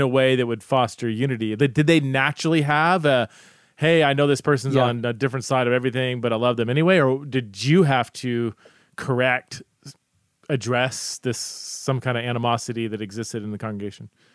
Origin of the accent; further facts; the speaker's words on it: Southern California, United States; now in Idaho, United States; I'm from Southern Southern California.